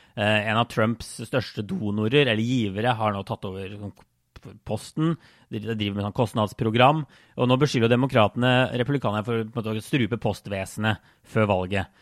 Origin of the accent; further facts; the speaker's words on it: Norway; moved away; jeg var jo hjemme i Norge i, i vår, også noen måneder